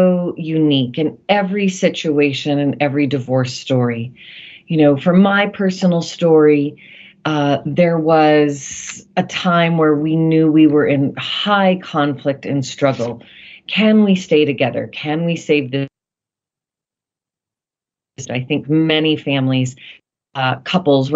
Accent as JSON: {"language": "English", "country": "United States", "said": "here in my home country of the United"}